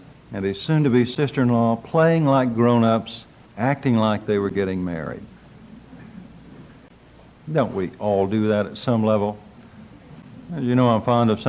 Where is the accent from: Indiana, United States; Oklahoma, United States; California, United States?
Oklahoma, United States; Drumright; from Drumrite, Oklahoma, and I'm a doctor of divinity.